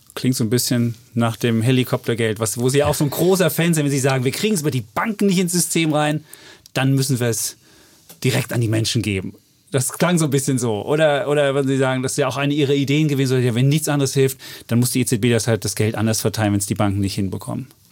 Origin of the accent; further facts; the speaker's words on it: Germany; wir als Deutsche